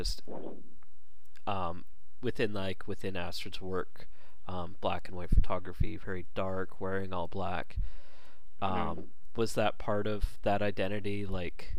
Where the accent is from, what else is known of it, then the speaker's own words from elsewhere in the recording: Canada; as a Canadian